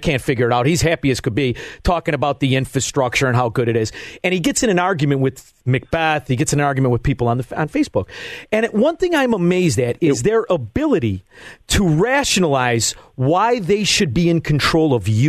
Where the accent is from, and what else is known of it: Melrose Park, Illinois, United States